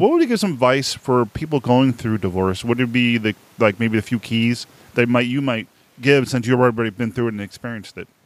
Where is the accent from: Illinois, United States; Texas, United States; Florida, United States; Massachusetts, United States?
Massachusetts, United States; Boston; accent: Boston; now in New Hampshire, United States; I'm right around Boston, but I mi-, live in the state of New Hampshire right now